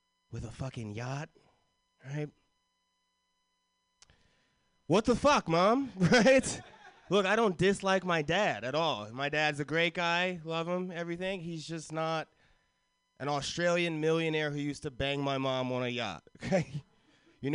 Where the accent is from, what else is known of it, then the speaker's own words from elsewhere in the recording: Florida, United States; I grew up in Florida